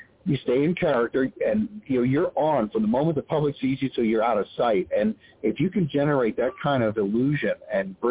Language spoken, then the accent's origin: English; Eastern Pennsylvania, United States; I grew up in Eastern Pennsylvania